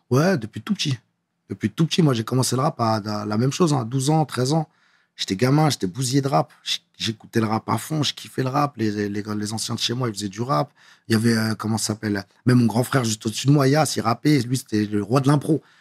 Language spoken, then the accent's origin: French; Paris, Île-de-France, France; Je suis vraiment de Belleville